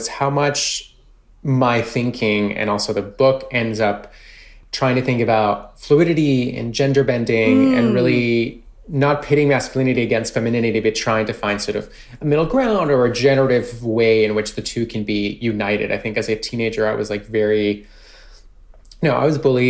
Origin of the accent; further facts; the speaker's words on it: Colombia; moved away; I was born and raised in Colombia.